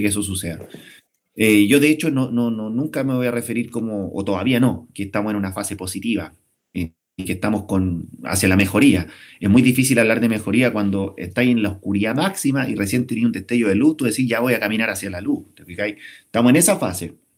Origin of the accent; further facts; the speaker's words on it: Chile; somos los chilenos